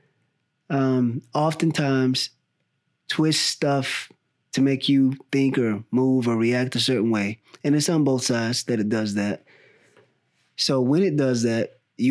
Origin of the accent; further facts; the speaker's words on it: the South, United States; now in California, United States; I grew up in the South